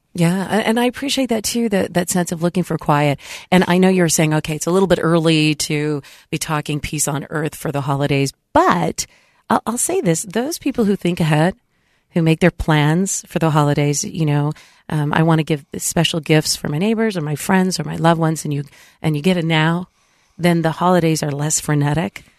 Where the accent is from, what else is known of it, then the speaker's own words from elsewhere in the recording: San Diego, California, United States; moved away; where I grew up in San Diego